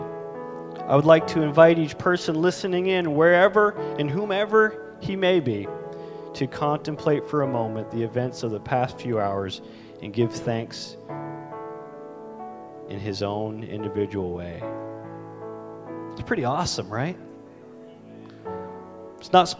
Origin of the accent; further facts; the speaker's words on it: Canada; as a Canadian